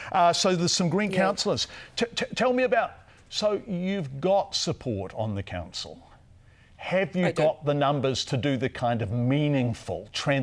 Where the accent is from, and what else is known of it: Wellington, New Zealand; born or raised there; moved away